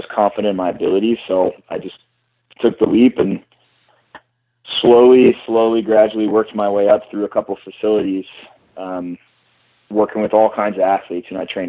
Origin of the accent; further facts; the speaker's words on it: California, United States; Yeah, so I'm from California originally, and I always wanted to get back out to California. I love Southern California.